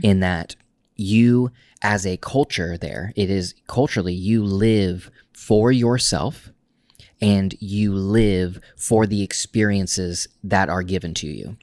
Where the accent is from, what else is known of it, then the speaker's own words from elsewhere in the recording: Oklahoma, United States; moved away as an adult; also born or lived in Tulsa, Oklahoma / New York / Portland; we grew up in Oklahoma, specifically in a small town in Oklahoma